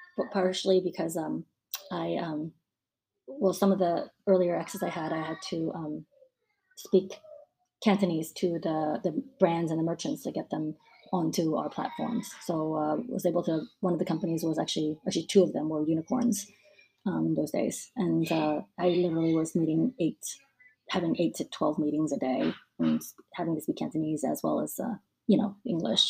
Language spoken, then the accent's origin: English; United States; moved away as an adult; now in Hong Kong; born and raised in the U.S.